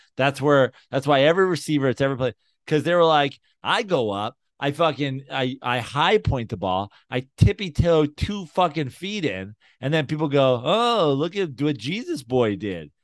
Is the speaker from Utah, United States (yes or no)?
no; New York, United States; now in Los Angeles, United States; I'm from New York and live in Los Angeles